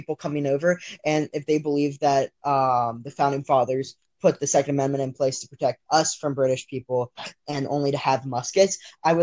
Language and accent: English; Texas, United States; moved away; I'm originally from Texas